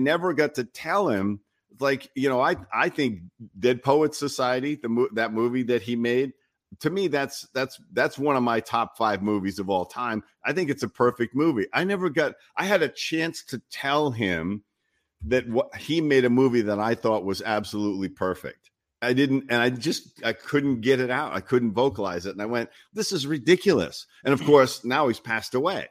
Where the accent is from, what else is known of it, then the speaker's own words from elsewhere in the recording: Rhode Island, United States; moved away as an adult; also born or lived in Los Angeles; I grew up in Rhode Island in a small town